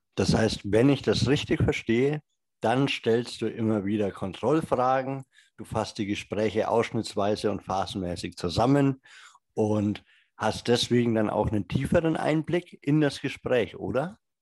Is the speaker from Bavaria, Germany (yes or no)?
yes; Franconia, Bavaria, Germany; Ich komme ja aus Franken